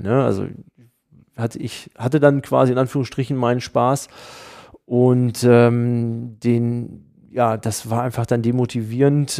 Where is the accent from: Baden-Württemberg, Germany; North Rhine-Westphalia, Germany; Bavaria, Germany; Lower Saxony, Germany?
Lower Saxony, Germany; Hanover; als Hannoveraner